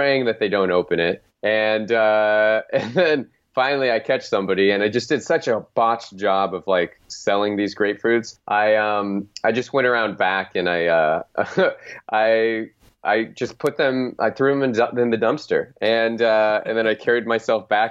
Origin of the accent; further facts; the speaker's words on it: Phoenix, Arizona, United States; my hometown called the Phoenix Suns